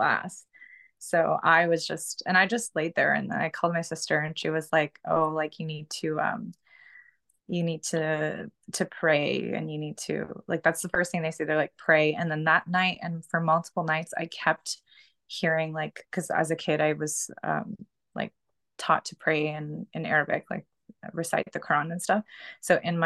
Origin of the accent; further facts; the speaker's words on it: Canada; also born or lived in Pakistan; I'm in Canada. So we came here when I was 2, so like 32 years ago.